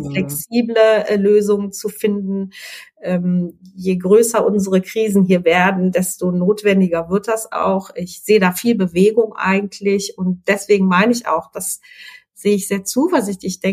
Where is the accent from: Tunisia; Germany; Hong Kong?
Germany; Ja, ist immer schwierig, ne, als Deutsche über übers Deutschtum zu reden